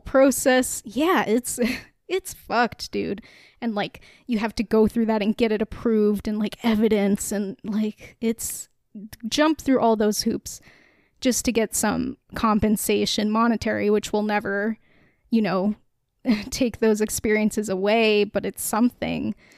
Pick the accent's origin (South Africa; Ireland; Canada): Canada; we are a Canadian podcast